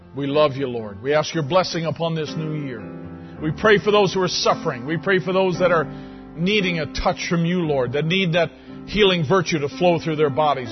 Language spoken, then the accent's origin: English; Canada; I'm a Canadian